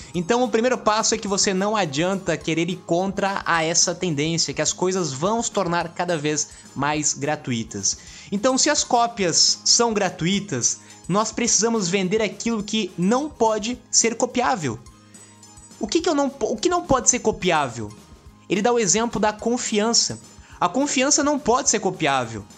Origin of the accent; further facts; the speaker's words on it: São Paulo, Brazil; sou de São Paulo